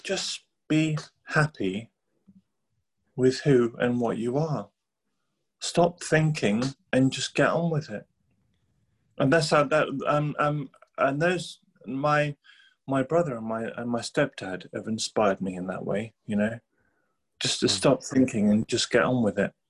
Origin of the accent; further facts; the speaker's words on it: England, United Kingdom; also born or lived in Sweden; I was born in Sweden to a Thai Chinese mother and a Swedish father, and then moved to England in 1987